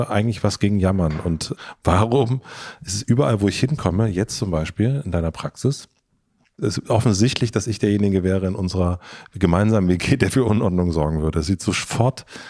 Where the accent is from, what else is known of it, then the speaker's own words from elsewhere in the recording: southern Brandenburg, Germany; aus Südbrandenburg